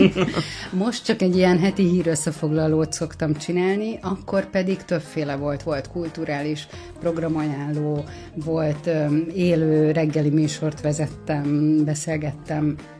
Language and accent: Hungarian; Érd, Pest, Hungary; érdi vagyok